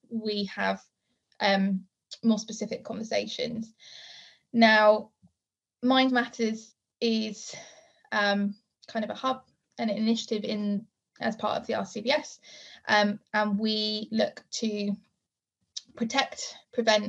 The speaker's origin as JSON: {"language": "English", "region": "South Wales", "country": "United Kingdom", "tie": "born or raised there", "said": "growing up in South Wales, rural community is really, really important to me"}